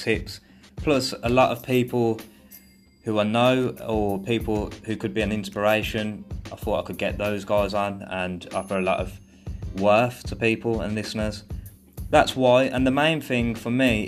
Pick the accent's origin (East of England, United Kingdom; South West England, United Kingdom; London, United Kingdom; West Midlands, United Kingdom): West Midlands, United Kingdom; Birmingham; moved away as an adult; now in Thailand; I'm from Birmingham, England